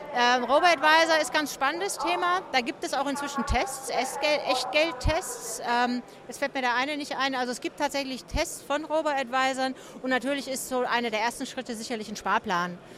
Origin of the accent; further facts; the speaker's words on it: Germany; wir Deutschen